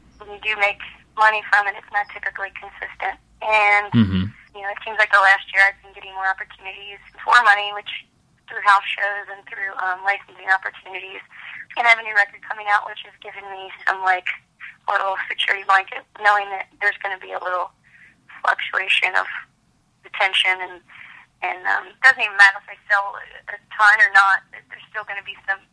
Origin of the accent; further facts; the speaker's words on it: Kentucky, United States; I'm from Kentucky